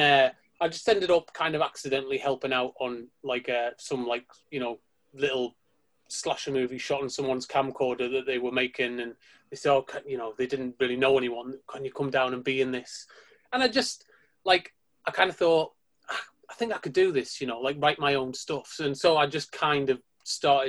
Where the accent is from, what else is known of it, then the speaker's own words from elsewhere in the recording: Sunderland, North East England, United Kingdom; moved away as an adult; also born or lived in Preston; I'm from Sunderland originally, in case you can't tell.